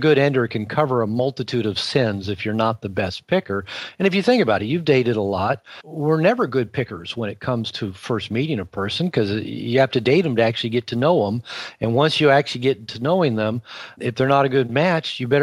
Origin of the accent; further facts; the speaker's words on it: Seattle, Washington, United States; also born or lived in Puerto Vallarta, Mexico; I live half the year in Seattle, Washington in the summer, which is my hometown. It's where I grew up